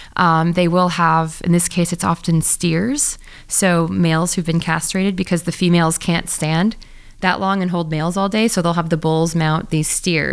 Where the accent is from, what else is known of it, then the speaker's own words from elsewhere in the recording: Missouri, United States; I grew up in Missouri, and I grew up working at this vet clinic in very middle of America